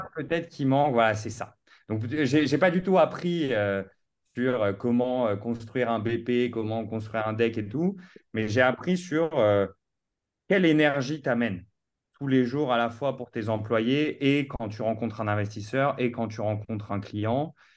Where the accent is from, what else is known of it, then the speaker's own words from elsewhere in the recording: Paris, Île-de-France, France; also born or lived in New York, United States; j'ai grandi à Paris euh, toute ma vie, dans la plus belle ville du monde